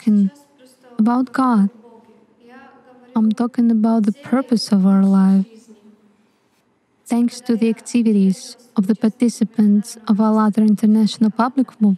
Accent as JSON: {"language": "English", "country": "Czechia", "said": "I'm from the Czech Republic."}